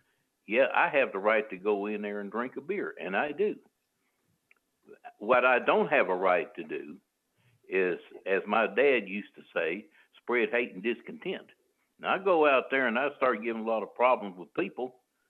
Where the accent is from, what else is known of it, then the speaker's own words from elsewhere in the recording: St. Louis, Missouri, United States; I'm from St. Louis.